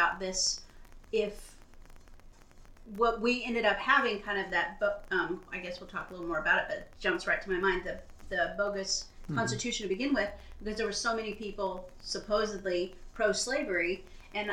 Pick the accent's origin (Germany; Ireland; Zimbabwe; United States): United States; Oklahoma; moved away; I grew up in Oklahoma